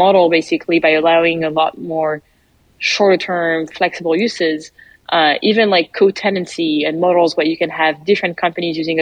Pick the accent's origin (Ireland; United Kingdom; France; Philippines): France; accent: French; English is a second language; moved away as an adult; now in United States; you probably noticed my accent already. I'm French and I arrived in the US 6-7 years ago now.